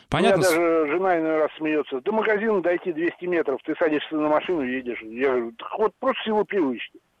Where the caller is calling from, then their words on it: Ivanteyevka, Moscow Oblast, Russia; Здравствуйте. Я из Ивантеевки.